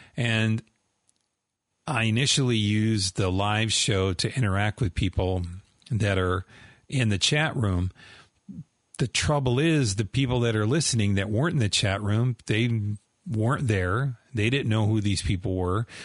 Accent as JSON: {"language": "English", "region": "Southern California", "country": "United States", "tie": "born or raised there", "said": "I grew up in Southern California"}